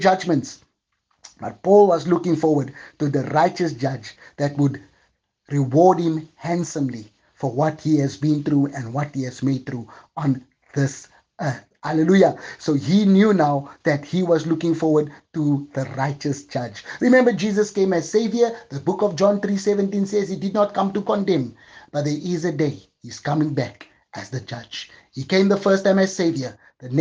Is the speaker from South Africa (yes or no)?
yes; Johannesburg, Gauteng, South Africa; moved away as an adult; now in Cape Town, South Africa; God had to remove me from my place of birth to another city. I'm living from Johannesburg to Cape Town